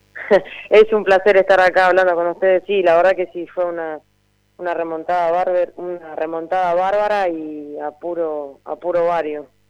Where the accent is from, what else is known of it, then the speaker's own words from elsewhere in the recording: Mechita, Buenos Aires Province, Argentina; mi pueblo, en Mechita